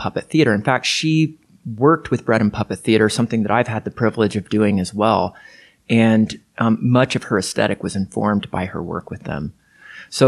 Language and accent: English; Lafayette, Indiana, United States; I grew up in Lafayette, Indiana